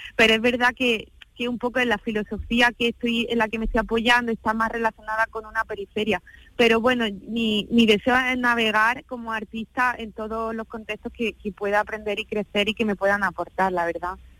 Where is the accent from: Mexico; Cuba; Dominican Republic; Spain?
Spain; Úbeda, Andalusia; en Úbeda, que es mi ciudad, que es mi territorio, que es mi tierra